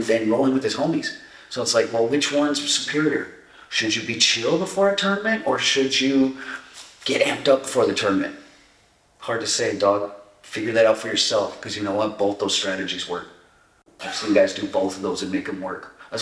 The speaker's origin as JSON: {"language": "English", "town": "Montebello", "region": "California", "country": "United States", "tie": "born or raised there", "also_born_or_lived": "Echo Park, Los Angeles / Santa Barbara", "said": "I was born in Echo Park and I grew up in a city called Montebello, which is like southeast LA. And I moved to Santa Barbara when I was like 13"}